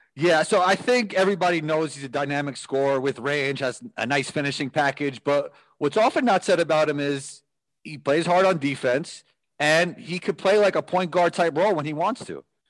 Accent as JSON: {"language": "English", "region": "New York", "country": "United States", "said": "I'm from New York"}